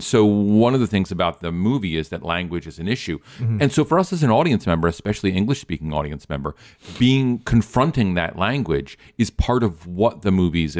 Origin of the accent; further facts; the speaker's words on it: United States; everyone knows we're from America